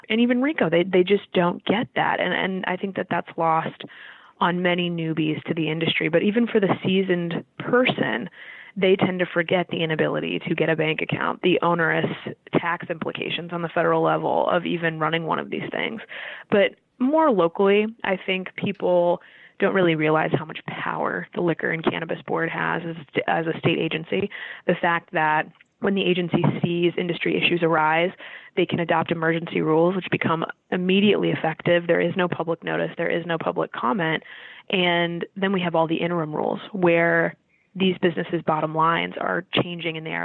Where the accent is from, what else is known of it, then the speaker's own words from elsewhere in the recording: Florida, United States; moved away; I'm from Florida, the Southeast